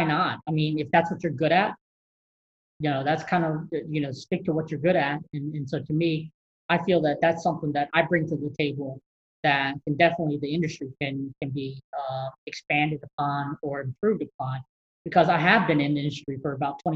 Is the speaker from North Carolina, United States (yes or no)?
yes; North Carolina, United States; growing up in North Carolina, great basketball schools in terms of college, UNC and Duke